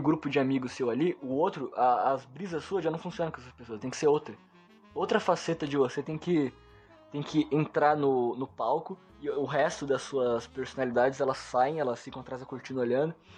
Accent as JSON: {"language": "Portuguese", "country": "Brazil", "tie": "born or raised there", "said": "eu nasci aqui no Brasil"}